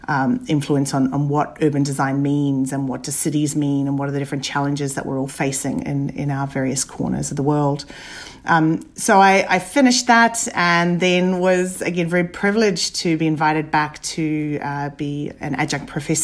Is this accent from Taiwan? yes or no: no; Papua New Guinea; also born or lived in Dunedin, New Zealand; born and brought up in Papua New Guinea and then Dunedin in New Zealand. I finished school and ended up kind of wavering between engineering and architecture.